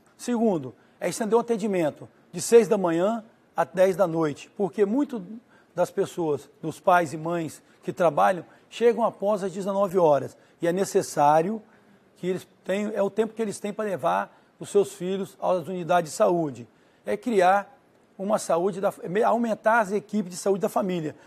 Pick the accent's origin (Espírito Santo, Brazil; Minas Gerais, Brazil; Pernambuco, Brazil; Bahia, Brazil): Espírito Santo, Brazil; Cariacica; also born or lived in Vila Velha; Eu, nasci, eu sou de Cariacica, nascido nasci, cresci, estudei, casei e moro em Cariacica